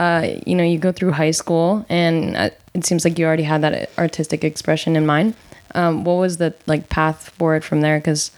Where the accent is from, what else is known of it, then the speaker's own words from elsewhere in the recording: New Jersey, United States; moved away; I'm from New Jersey